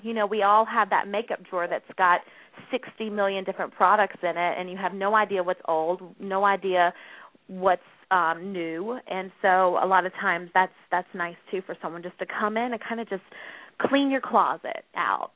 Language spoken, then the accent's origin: English; North Carolina, United States; accent: Southern; moved away as an adult; now in New York, United States; I'm originally from the South. I'm from North Carolina, so a, a Southern girl at heart. I'm pretty sure you could hear my accent